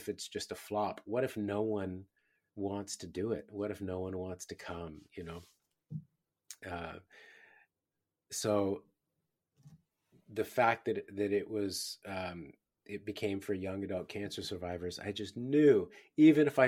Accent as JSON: {"language": "English", "region": "California", "country": "United States", "moved": "as an adult", "lives_now": "Australia", "said": "I'm from California"}